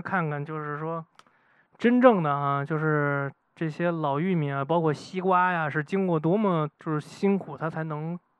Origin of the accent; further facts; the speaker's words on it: Beijing, China; 我姥姥他们家以前就住三里屯儿嘛，完了之后那会儿就是每年夏天我妈都会带我去那儿，就是跟我姐一起捉蜻蜓啊